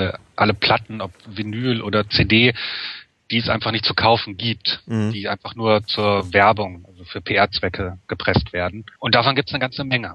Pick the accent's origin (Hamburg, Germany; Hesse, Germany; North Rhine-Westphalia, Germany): North Rhine-Westphalia, Germany; Wuppertal; ich komme ja aus Wuppertal